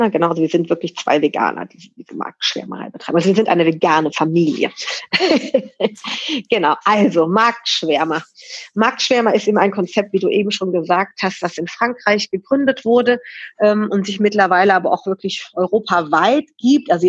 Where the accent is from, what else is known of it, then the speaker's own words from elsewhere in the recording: Cologne, North Rhine-Westphalia, Germany; Und dann bin ich halt nach Nippes gezogen zurückgezogen, muss man sagen. Also ich bin hier in Nippes groß geworden und habe halt das einfach vermisst